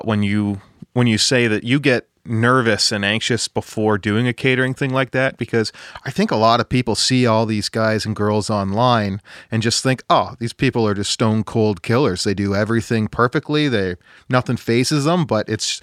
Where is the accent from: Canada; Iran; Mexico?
Canada; as a Canadian